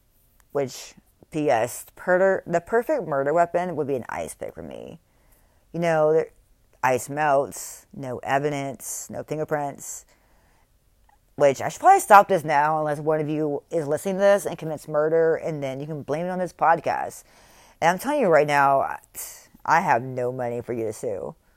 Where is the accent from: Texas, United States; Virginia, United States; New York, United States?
Texas, United States; born there; I was born in Texas. I'm a firecracker.